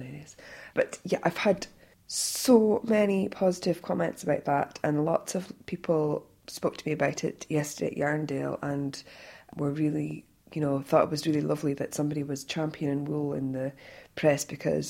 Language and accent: English; Scotland, United Kingdom; I'm Scottish